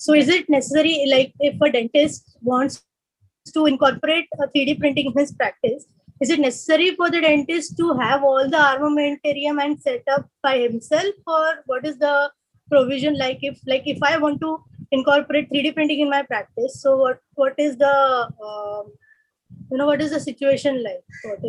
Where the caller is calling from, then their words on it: Mumbai, Maharashtra, India; Yeah, I'm coming from Mumbai. I'm an orthodontist profession and I have my private clinic in Mumbai itself.